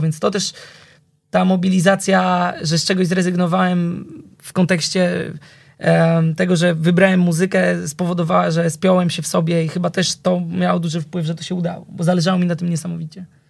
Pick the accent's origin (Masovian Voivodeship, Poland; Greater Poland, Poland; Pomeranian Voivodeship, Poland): Masovian Voivodeship, Poland; Warsaw; ja pochodzę e, z Warszawy, ale z Wawra